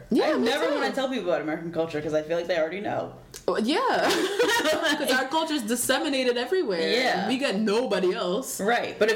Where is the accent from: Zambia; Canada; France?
Zambia; I'm from Zambia.